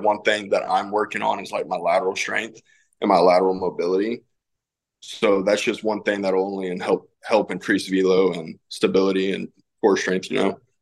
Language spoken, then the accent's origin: English; Castroville, Texas, United States; my hometown in Castroville